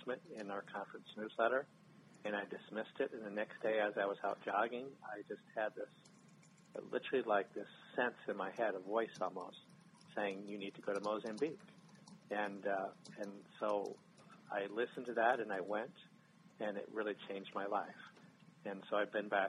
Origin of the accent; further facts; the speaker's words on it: Ridgefield, Connecticut, United States; I grew up in Ridgefield, Connecticut